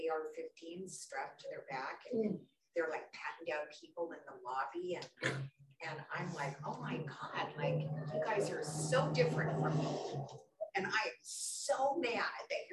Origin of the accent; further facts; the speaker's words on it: Skagit County, Washington, United States; I come from Skagit County